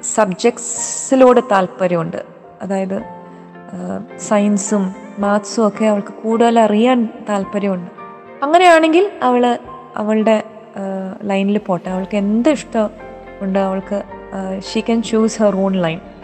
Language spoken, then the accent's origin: Malayalam; Chennai, Tamil Nadu, India; ചെറുപ്പകാലത്തിൽ ഞങ്ങൾ മലയാളി ക്ലബിലൊക്കെ പോവുമായിരുന്നു ഇവിടെ ചെന്നൈയിൽ